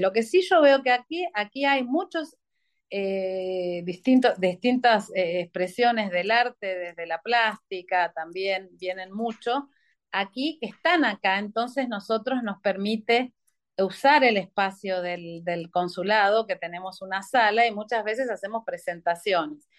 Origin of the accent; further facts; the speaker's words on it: Mendoza, Argentina; moved away as an adult; soy de Mendoza